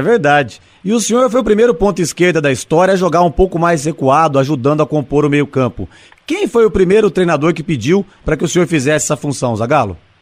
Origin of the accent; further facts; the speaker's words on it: Brazil; como brasileiro